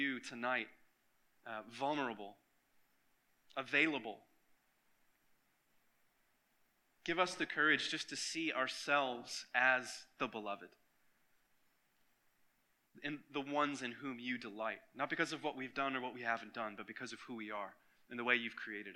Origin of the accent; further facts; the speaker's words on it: Michigan, United States; now in Florida, United States; when I was a kid growing up in Michigan